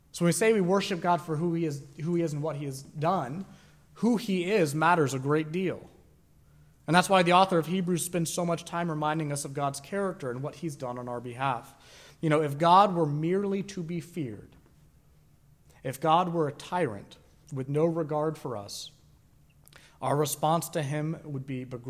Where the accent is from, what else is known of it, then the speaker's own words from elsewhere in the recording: Sanford, United States; I was raised in Sanford.